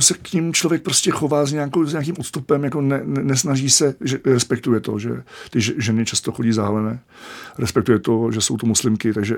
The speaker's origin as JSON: {"language": "Czech", "country": "Czechia", "said": "jako Čech"}